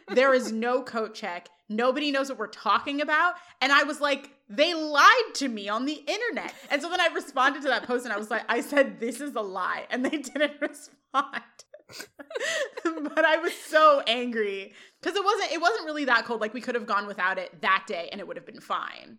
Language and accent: English; Chicago, Illinois, United States; I was from Chicago